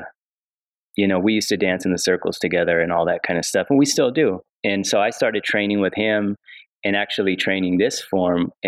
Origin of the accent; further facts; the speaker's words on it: Rialto, California, United States; I grew up in a city called Rialto. It's like an hour east